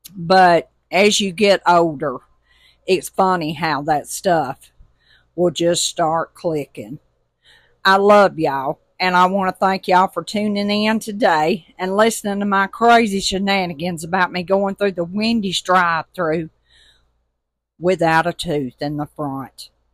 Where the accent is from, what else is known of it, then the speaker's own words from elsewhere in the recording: Tuscaloosa, Alabama, United States; now in Mississippi Gulf Coast, United States; I'm originally from Tuscaloosa, Alabama, and we live on the Mississippi Gulf Coast